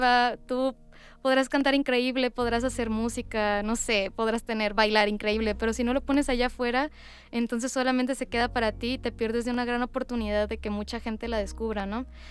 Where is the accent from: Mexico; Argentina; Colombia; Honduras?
Mexico; Culiacán, Sinaloa; moved away as an adult; now in Mexico City, Mexico; soy cantante, actriz mexicana originaria de Culiacán, Sinaloa